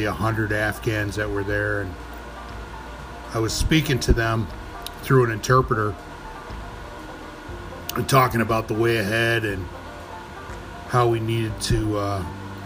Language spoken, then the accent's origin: English; New York City, New York, United States; As a New Yorker, as a native New Yorker